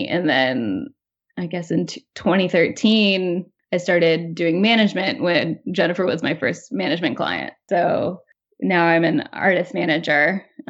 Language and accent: English; Midwest, United States; now in New York, United States; when I moved to New York as a Midwesterner, I felt like everybody had conversations by arguing